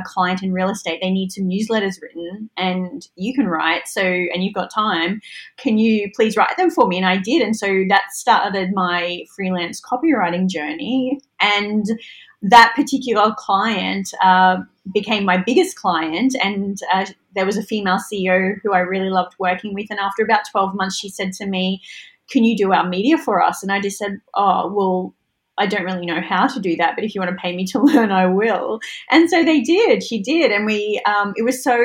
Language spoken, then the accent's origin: English; Mackay, Queensland, Australia; I'm from Mackay.